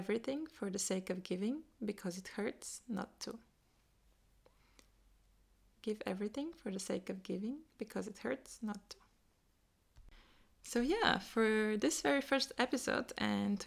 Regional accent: Bulgaria; moved away as an adult; also born or lived in Vienna, Austria; I was born and raised in Bulgaria

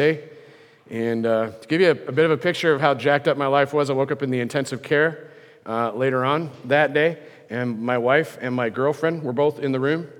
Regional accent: near Lincoln, Nebraska, United States; I grew up near Lincoln, Nebraska, little farmhouse on a hill

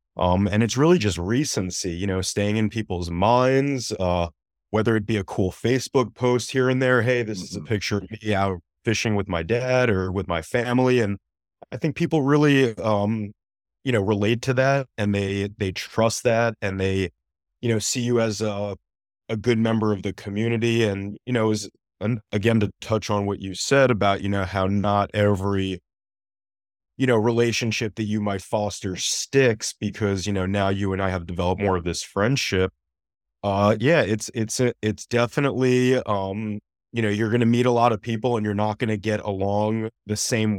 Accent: New Jersey, United States; moved away as an adult; now in Boca Raton, United States; I'm originally from New Jersey, came down to South Florida via University of Miami, and loved it so much down here in the sunny weather. I stayed down here for law school and met you shortly thereafter.

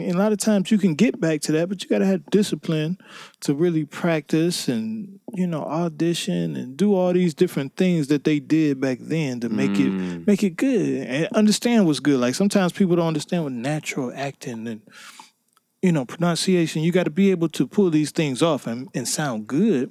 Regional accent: Cleveland, Ohio, United States; I'm from Cleveland, Ohio, two one six

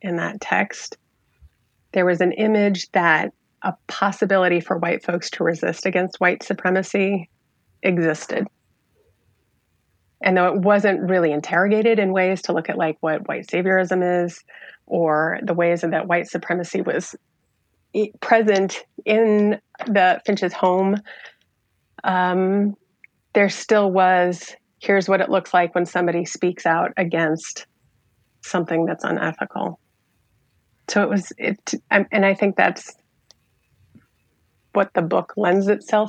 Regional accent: rural Iowa, United States; I was a sophomore in a small town in rural Iowa

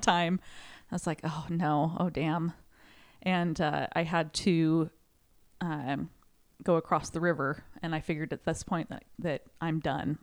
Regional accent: Sherwood, Oregon, United States; from Sherwood, Oregon.

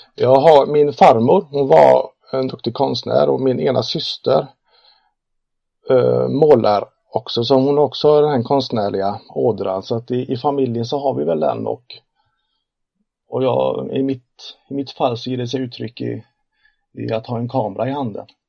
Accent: Uddevalla, Västra Götaland, Sweden; född och uppvuxen i Uddevalla, eh, i Bohuslän, mitten, hjärtat av Bohuslän kan man kalla.

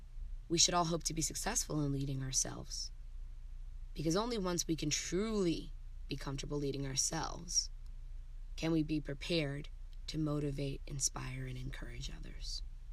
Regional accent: Germany; being a military kid growing up in Germany

